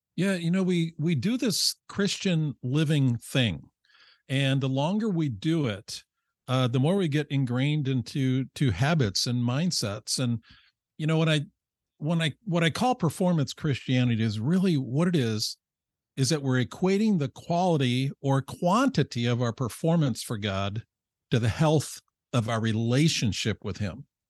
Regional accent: Rochester, New York, United States; I grew up in upstate New York, Rochester

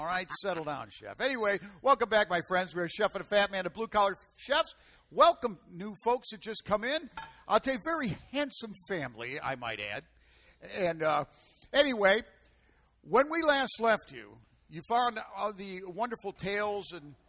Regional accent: United States; But being an American is all about freedom, the freedom to choose, the freedom to do what you want to do, the freedom to be who you're going to be. And the 4th of July is our national celebration.

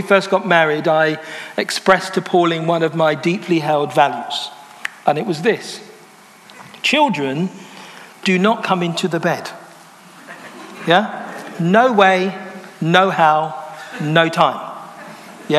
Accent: London, United Kingdom; I'm from London. I've lived in London all my life. My parents are from Jamaica.

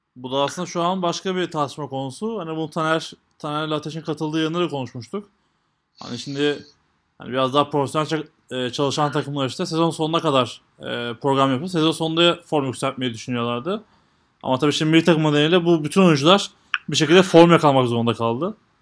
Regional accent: Turkey

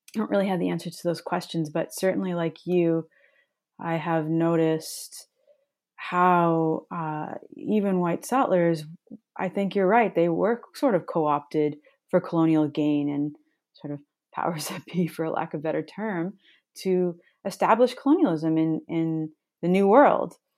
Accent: Toronto, Ontario, Canada; moved away as an adult; also born or lived in Montreal; now in Thunder Bay, Canada; I grew up in Toronto, downtown, and I was there until about eighteen, and then I lived in Montreal for a few years

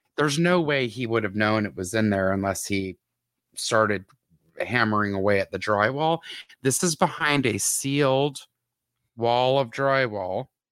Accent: Atlanta, Georgia, United States; this whole mm-hmm. area is in my hometown

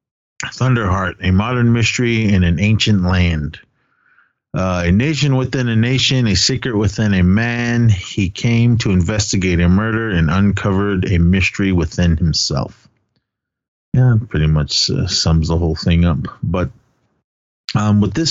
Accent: Oakland, California, United States; I'm straight out of East Oakland, represent. People get mad at me when I say that, but that's where I grew up and that's where I was born.

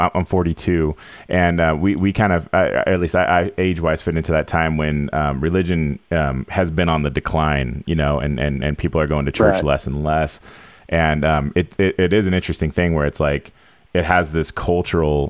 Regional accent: Nevada, United States; I grew up here in Nevada in a rural town.

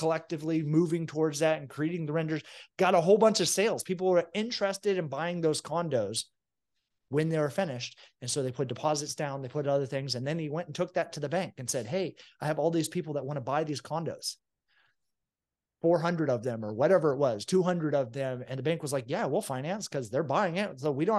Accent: Venezuela; now in United States; I grew up in a socialist, like we were starving to death country of Venezuela, and we escaped with nothing.

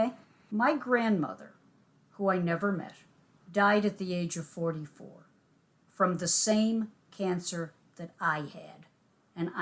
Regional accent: Boston, Massachusetts, United States; moved away as an adult; also born or lived in Cleveland / New York / Washington, D.C.; I was away from Boston for, oh my God, 10, 12 years doing broadcasting out of state

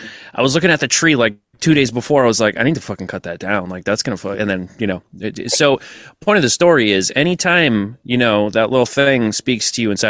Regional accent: Massachusetts, United States; accent: Massachusetts; I actively tried to make sure I didn't have the Massachusetts accent growing up because I thought it sounded retarded.

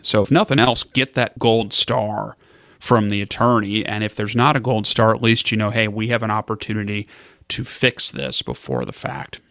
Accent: Kentucky, United States; moved away; I'm from Kentucky originally

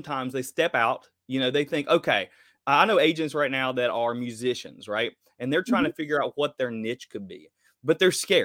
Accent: Kentucky, United States; I'm from Kentucky. I live in Kentucky

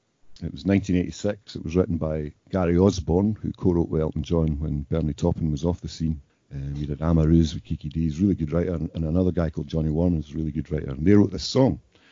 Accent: Edinburgh, Scotland, United Kingdom; born there; So I'm technically … I was born in Edinburgh.

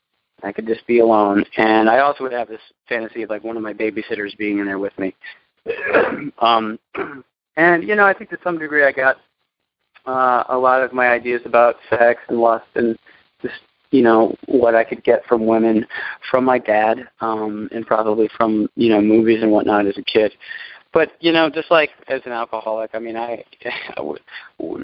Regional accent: New York City, New York, United States; I'm born and raised in New York City

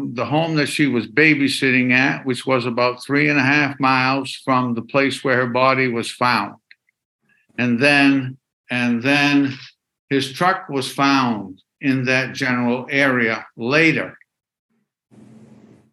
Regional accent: Waterville, Maine, United States; I've been specializing as an elder law attorney here in my hometown of Waterville, Maine

